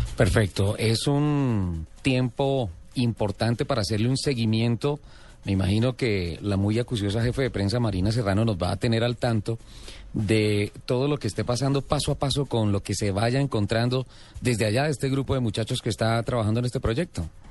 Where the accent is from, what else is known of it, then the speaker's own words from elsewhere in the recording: San Gil, Santander, Colombia; yo nací en San Gil